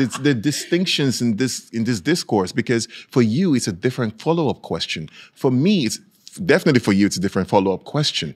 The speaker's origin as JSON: {"language": "English", "country": "Nigeria", "tie": "born or raised there", "moved": "yes", "lives_now": "Norway", "said": "I was raised in Nigeria"}